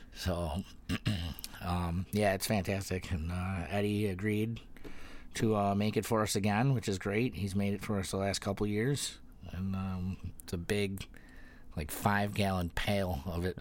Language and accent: English; Youngstown, New York, United States